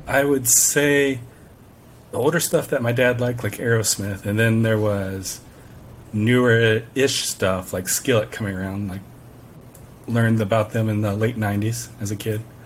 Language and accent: English; Orlando, Florida, United States; I am from Orlando, Florida